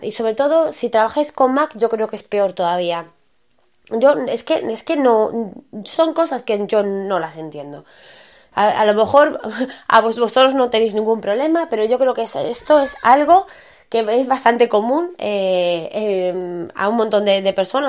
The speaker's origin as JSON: {"language": "Spanish", "country": "Spain", "said": "todo el mundo tenemos dos apellidos en España"}